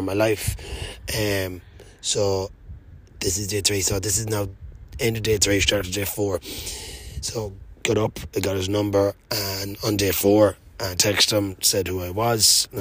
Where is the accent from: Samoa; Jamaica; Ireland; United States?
Ireland; Mayo, Connacht; I'm from Mayo